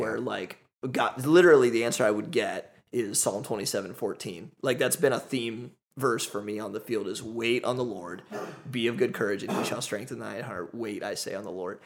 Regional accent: United States; moved away as an adult; also born or lived in Ohio; as an American, as a Westerner

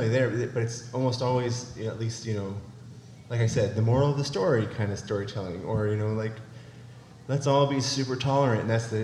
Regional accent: California, United States; also born or lived in Arkansas; now in Dardanelle, Arkansas, United States; I'm originally from California

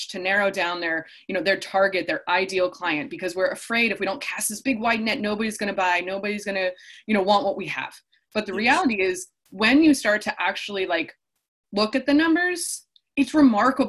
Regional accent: Chicago, Illinois, United States; moved away as an adult; also born or lived in Indiana; now in California, United States; I grew up in the Midwest. I grew up in Chicago, went to school in Indiana

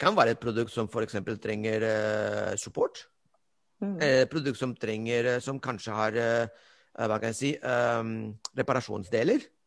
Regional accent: Spain; Norwegian is a second language; now in Norway; jeg er spanjol

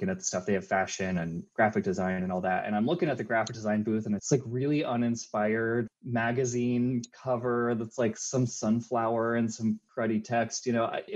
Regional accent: Long Island, New York, United States; moved away as an adult; now in Philadelphia, United States; I grew up on Long Island

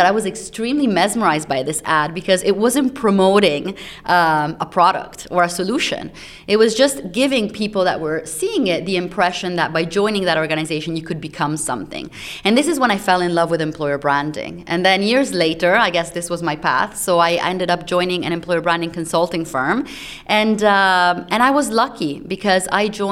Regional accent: Italy; moved away; also born or lived in United States; I grew up in Italy

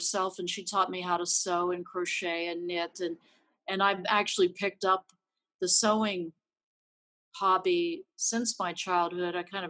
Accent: Charleston, West Virginia, United States; now in Los Angeles, United States; this valley I grew up in, the Kanawha Valley in Charleston, West Virginia, there were about, I guess, 86,000 people there at the time.

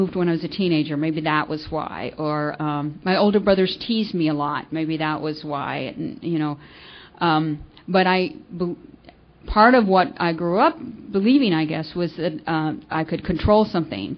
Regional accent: Florida, United States; also born or lived in California; I was born in California, and when I was 11, we moved to Florida, and so I grew up there

